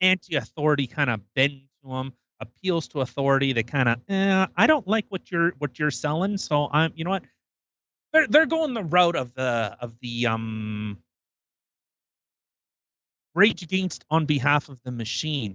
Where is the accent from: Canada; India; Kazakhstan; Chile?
Canada; we're from Canada. We live in Canada.